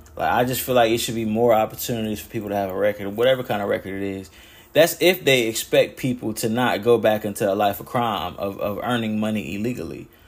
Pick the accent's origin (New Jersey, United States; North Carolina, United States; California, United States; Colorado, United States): North Carolina, United States; West End; moved away as an adult; also born or lived in Pinehurst, North Carolina; now in Pennsylvania, United States; Born and raised in Moore County, North Carolina. I was born in Pinehurst and raised in West End